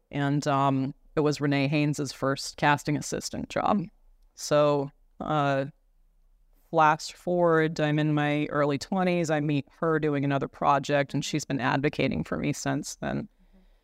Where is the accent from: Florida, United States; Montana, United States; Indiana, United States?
Montana, United States; Browning; also born or lived in East Glacier, Montana; I grew up on the Blackfeet Reservation